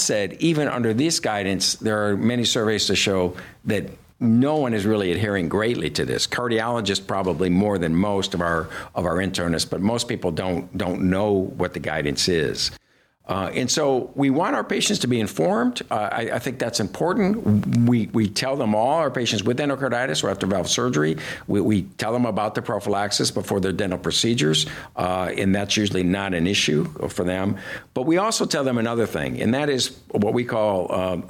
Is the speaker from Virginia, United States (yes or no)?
no; Detroit, Michigan, United States; I grew up in Detroit